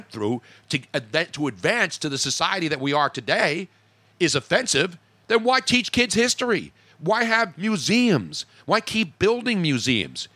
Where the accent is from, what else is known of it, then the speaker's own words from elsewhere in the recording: Philadelphia, Pennsylvania, United States; I'm from Philadelphia and I'm Italian.